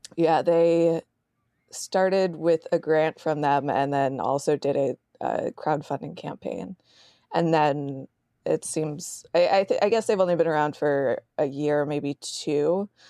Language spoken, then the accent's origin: English; New Jersey, United States; I'm from New Jersey